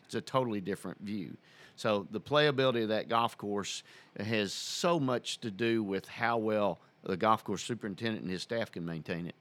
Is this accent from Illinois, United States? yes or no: yes; Southern Illinois, United States; also born or lived in Murray, Kentucky; now in Middle Tennessee, United States; I grew up in Southern Illinois